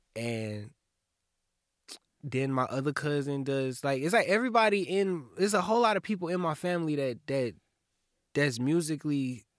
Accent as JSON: {"language": "English", "town": "Kalamazoo", "region": "Michigan", "country": "United States", "tie": "born there", "said": "I was born in KZU. Like, my parents, they went to Western. And they had me."}